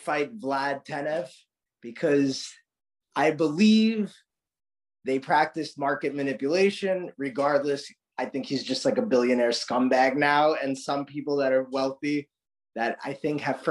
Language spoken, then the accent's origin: English; New York, United States; moved away; also born or lived in San Diego; I grew up with him in New York